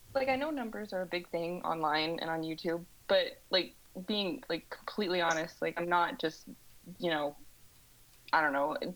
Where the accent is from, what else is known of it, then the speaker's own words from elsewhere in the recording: Southwest Missouri, United States; accent: twang from the southern Midwest; originally I'm from um, Southwest Missouri